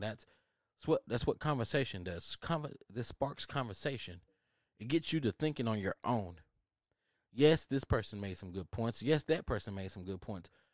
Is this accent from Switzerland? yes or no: no; United States; I am American